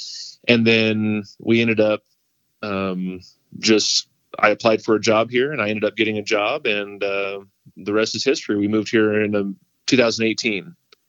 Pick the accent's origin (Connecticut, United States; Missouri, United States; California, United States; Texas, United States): Missouri, United States; Joplin; moved away as an adult; now in Colorado, United States; Well, so I'm originally from Southwest Missouri. I was born and raised in a little town there, Joplin, Missouri. And then got married in Joplin and had two kiddos.